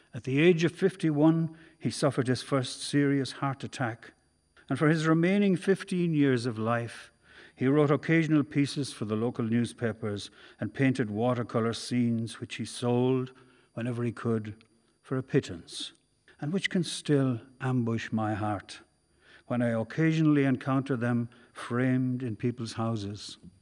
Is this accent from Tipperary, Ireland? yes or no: yes; Carrick-on-Suir, Tipperary, Ireland; I was growing up in Carrickonshoor